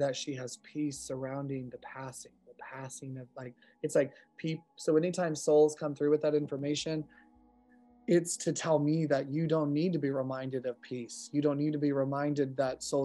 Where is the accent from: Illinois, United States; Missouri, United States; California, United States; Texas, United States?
California, United States; Modesto; I'm from California